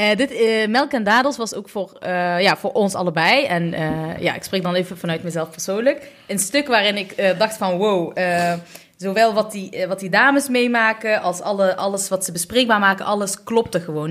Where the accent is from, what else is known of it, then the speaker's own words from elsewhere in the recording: Eindhoven, North Brabant, Netherlands; also born or lived in Utrecht; ben ook geboren, net zoals Hela, in Eindhoven